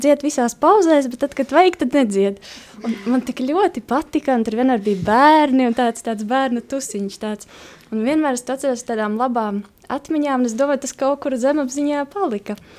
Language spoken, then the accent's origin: Latvian; Kaskāni, Latgale, Latvia; Es nāku no maza ciematiņa Kaskāniem, kas atrodas pie Kārsavas, un Kārsava ir pie Krievijas robežas. Tas nozīmē, nu, ka es nāku no Latgales.